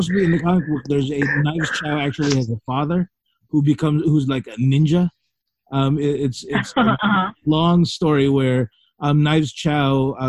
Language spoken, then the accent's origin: English; Philippines; we're Filipino